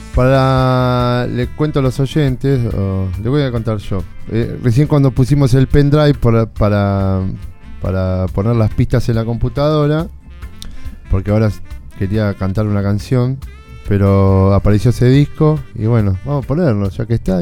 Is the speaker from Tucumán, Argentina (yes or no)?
no; Buenos Aires, Argentina; yo me crié en Lugano